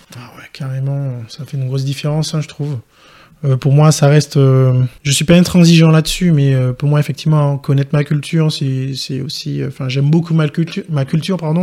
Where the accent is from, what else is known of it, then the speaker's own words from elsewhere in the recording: Martinique; je suis originaire de la Martinique